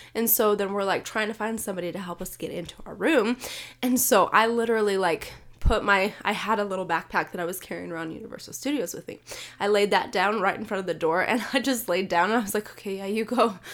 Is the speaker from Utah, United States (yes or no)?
yes; Utah, United States; I'm from Utah, it's dry here. It is very dry here